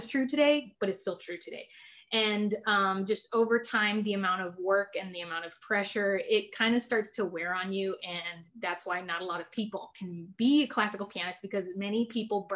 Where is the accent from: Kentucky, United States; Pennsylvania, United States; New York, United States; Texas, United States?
Texas, United States; San Antonio; I'm born and raised in San Antonio, Texas